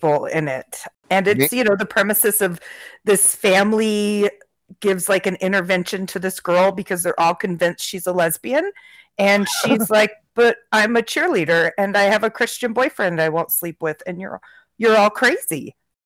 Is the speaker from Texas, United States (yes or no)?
no; Utah, United States; I grew up in Utah